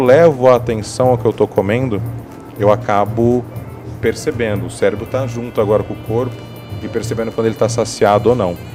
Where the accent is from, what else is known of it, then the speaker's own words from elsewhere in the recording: Araçatuba, São Paulo, Brazil; moved away as an adult; now in São Paulo, Brazil; Eu sou do interior aqui de São Paulo, sou de Araçatuba